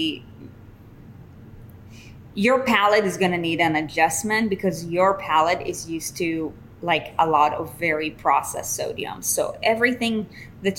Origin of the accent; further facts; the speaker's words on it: Israel; now in United States; I come from Israel